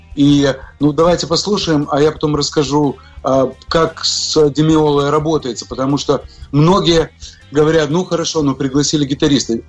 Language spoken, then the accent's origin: Russian; Odesa, Odesa Oblast, Ukraine; also born or lived in Moscow, Russia / New York, United States; now in Miami, United States; я родился в Одессе, на Украине